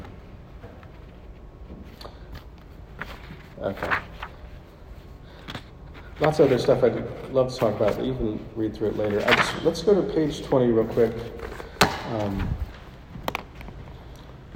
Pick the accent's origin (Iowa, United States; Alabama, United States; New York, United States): Iowa, United States; Buffalo Center; moved away; my hometown, Buffalo Center, Iowa, 850 people